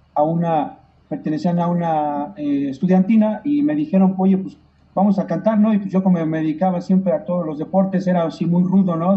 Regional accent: Mexico; yo como mexicano

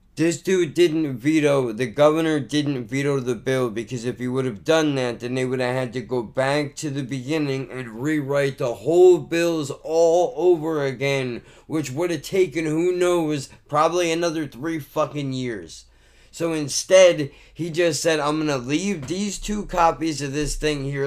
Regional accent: Ocean Gate, New Jersey, United States; Growing up in Ocean Gate

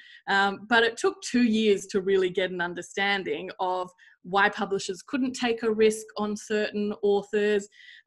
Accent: Sydney, New South Wales, Australia; growing up in Sydney and going to a private school

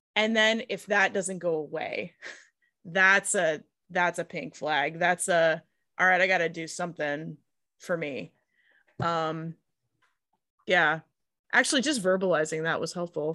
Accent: Pittsburgh, Pennsylvania, United States; I'm from the Rust Belt

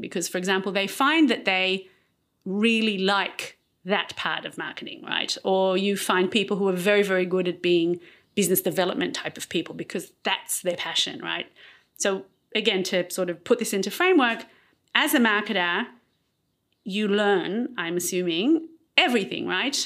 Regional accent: Israel; also born or lived in Australia; I married Aliyah when I was eight, and I grew up in Israel.

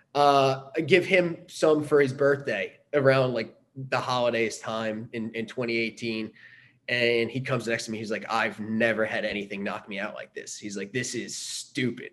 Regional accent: Long Island, New York, United States; moved away; I grew up in Long Island, New York

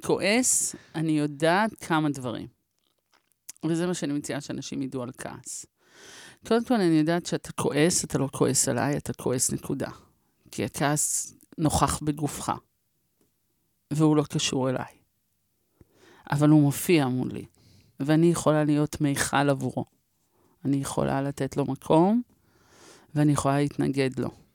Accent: Israel; אנחנו מדינה כועסת

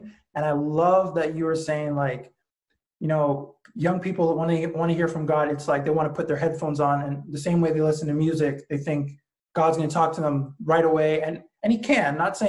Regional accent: Ottawa, Ontario, Canada; when I first came back to Ottawa, I should say, because that's my hometown

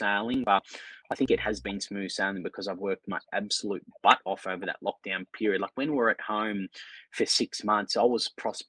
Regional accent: Melbourne, Victoria, Australia; sort of born and bred in the Brunswick locale

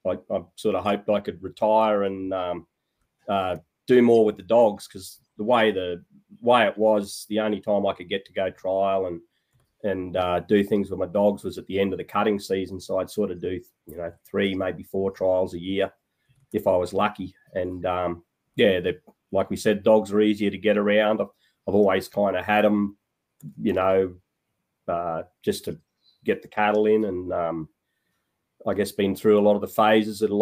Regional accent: TSS, Queensland, Australia; also born or lived in Western Australia; I went to boarding school from grade three. I was born in West Australia, actually, and went over to school at TSS there through to my senior year.

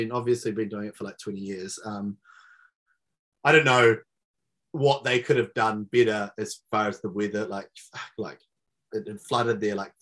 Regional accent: Gisborne, New Zealand; in Gisborne, in my hometown

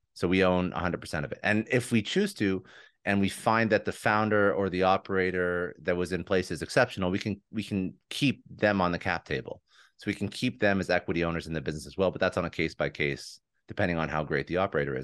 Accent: Toronto, Ontario, Canada; moved away as an adult; now in Fort Lauderdale, United States; But I'm originally from Toronto. We just moved down here about a year and a half ago

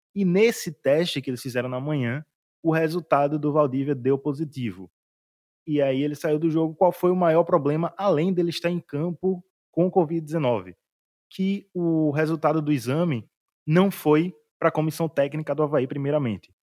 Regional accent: Northeast Region, Brazil; como nordestino

